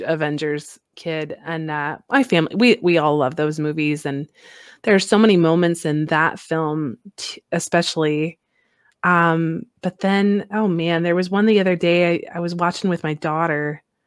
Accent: Midwest, United States; now in Alaska, United States; growing up in the Midwest there

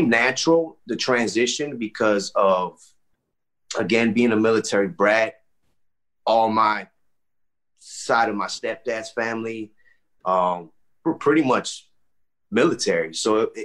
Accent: Miami, Florida, United States; also born or lived in Texas / Michigan; I grew up in Miami. I was a military brat, so I got to travel a lot at an early age.

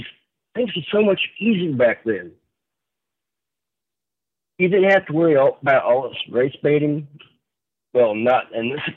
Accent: Illinois, United States; moved away as an adult; I am from Illinois originally, and I couldn't be happier that I moved out when I did in 2017

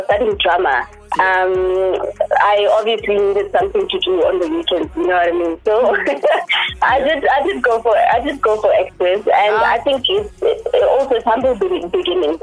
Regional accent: Vaal Triangle, South Africa; I am originally from Chateau. In the Vow Triangle

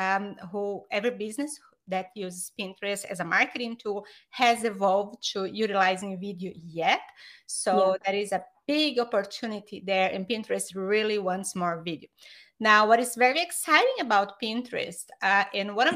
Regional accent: Brazil; English is a second language; moved away as an adult; now in United States; I am from Brazil, but I've been in the US for 20 years

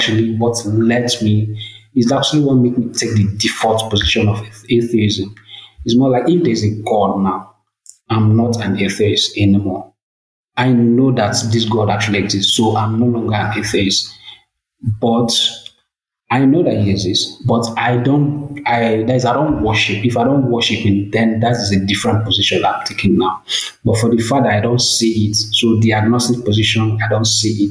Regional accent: Lagos, Nigeria; I was born in Lagos, so I grew up in Lagos, and at the age of 15, I left Lagos

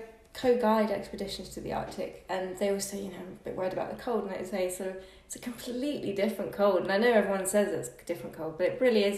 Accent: Suffolk, East of England, United Kingdom; moved away as an adult; now in London, United Kingdom; I grew up in Suffolk in the countryside. I sort of spend a lot of weekends there at the moment, going back to sort of breathe, because London, of course, gets, you know, claustrophobic and stuff.

